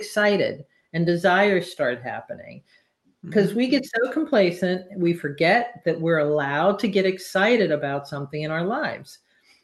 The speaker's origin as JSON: {"language": "English", "region": "Pennsylvania", "country": "United States", "also_born_or_lived": "California", "moved": "as an adult", "said": "I'm from Pennsylvania"}